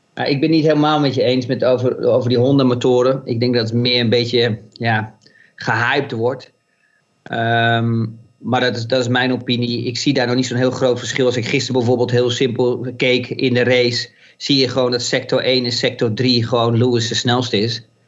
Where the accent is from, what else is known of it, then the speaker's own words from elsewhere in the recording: Netherlands; ons als Nederlanders